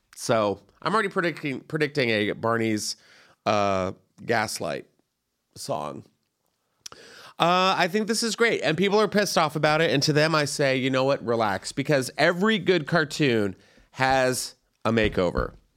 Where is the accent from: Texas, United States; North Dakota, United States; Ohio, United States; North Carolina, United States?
Texas, United States; San Antonio; my hometown is in the news this Valentine's Day. And it's not because of their delicious foods. or the beautiful downtown San Antonio Riverwalk